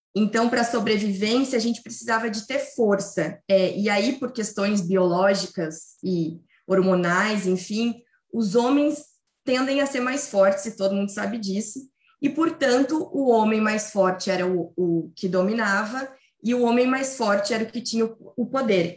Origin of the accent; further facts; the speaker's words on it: Rio Grande do Sul, Brazil; eu sou gaúcha